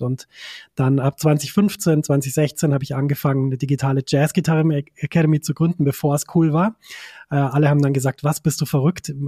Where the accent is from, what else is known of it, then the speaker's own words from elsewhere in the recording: a tiny Bavarian village, Germany; ich komme aus einem winzig kleinen bayerischen Dorf